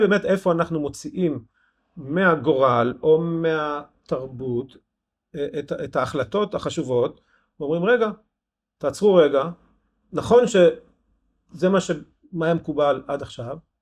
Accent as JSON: {"language": "Hebrew", "town": "Ein Harod", "region": "Northern District", "country": "Israel", "tie": "born or raised there", "also_born_or_lived": "Rosh Pinna", "moved": "yes", "said": "נולדתי בן חרודן"}